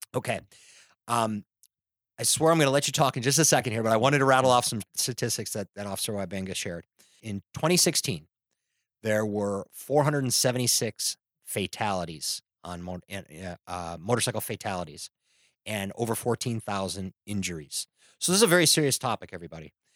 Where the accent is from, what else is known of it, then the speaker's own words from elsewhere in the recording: Chicago, Illinois, United States; now in California, United States; I'm not from California. I'm from Chicago.